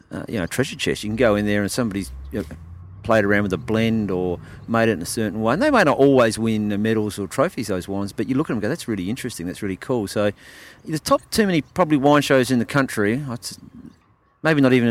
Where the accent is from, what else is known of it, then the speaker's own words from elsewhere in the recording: South Australia, Australia; growing up in the Barossa, you know, I'm, I'm actually I like Shiraz